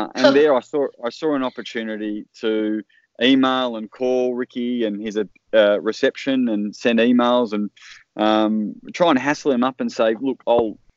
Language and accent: English; Darlington, Victoria, Australia; also born or lived in Melbourne; I grew up in the Western District of Victoria on a farm near a town called Darlington.